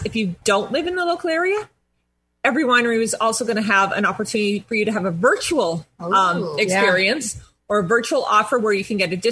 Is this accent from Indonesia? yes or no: no; Canada; I'm Canadian